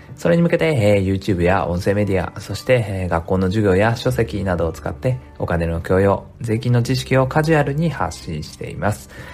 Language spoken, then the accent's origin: Japanese; Japan; 日本に生まれただけでラッキーだって思っていて